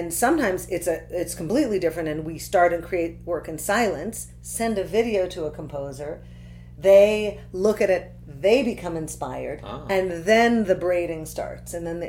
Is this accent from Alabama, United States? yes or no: no; Santa Cruz, California, United States; I was born in Santa Cruz, California.